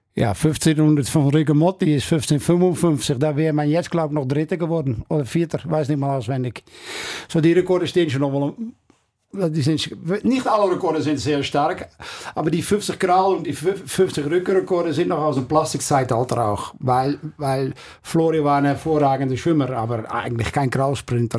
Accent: Netherlands; German is a second language; moved away; also born or lived in Curaçao; Ich kam da natürlich als Holländer

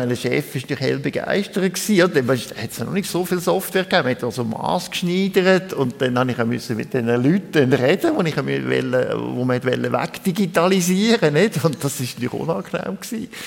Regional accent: Lucerne, Switzerland; ich bin in Luzern aufgewachsen und der erste Psychotherapeut, den ich da als Teenager hatte, der war katholischer Priester

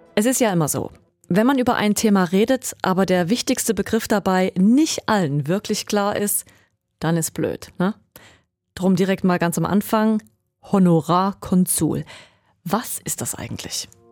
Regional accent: Switzerland; bei uns in der Schweiz

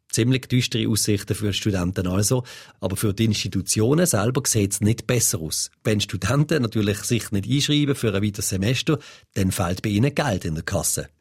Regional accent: Switzerland; bei uns in der Schweiz

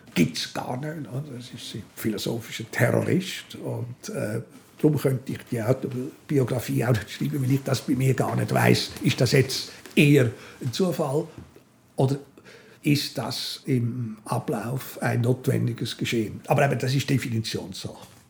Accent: Switzerland; moved away as an adult; also born or lived in Zürich / Berlin; als Schweizer

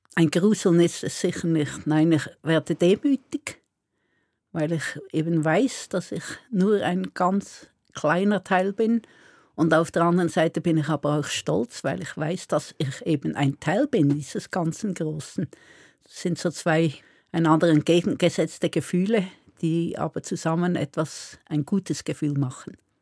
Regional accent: Solothurn, Switzerland; also born or lived in Basel; now in Bern, Switzerland; ursprünglich komme ich aus dem Kanton Solothurn und studiert habe ich in Basel

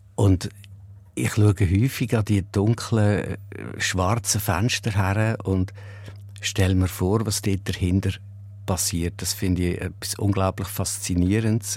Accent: Ruedertal, Aargau, Switzerland; es ist immer noch das Vokabular vom Rudertal, wo ich aufgewachsen bin

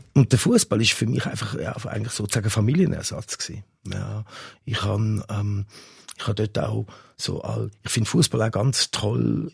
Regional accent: Zurich, Switzerland; also born or lived in England (nationality); Ich bin da in der Nähe auch aufgewachsen

